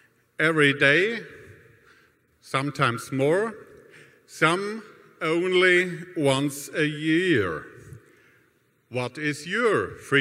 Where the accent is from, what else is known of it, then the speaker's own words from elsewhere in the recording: Fluern-Winseln, Baden-Württemberg, Germany; English is a second language; from Fluern-Winseln, a little town close to the Black Forest, and I'm the mayor of it.